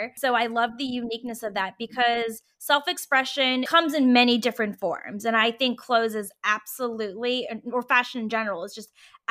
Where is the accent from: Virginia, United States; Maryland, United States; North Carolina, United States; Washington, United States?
Virginia, United States; I was in Virginia and I'm from Virginia.